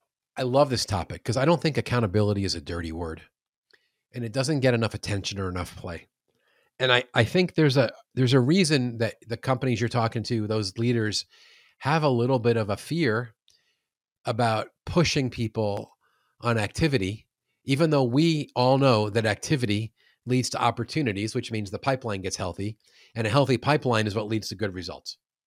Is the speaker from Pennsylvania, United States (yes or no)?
no; New York, United States; also born or lived in Queens; now in St. Louis, United States; I was born in Queens. Yeah. And I'm fat because I love New York pizza.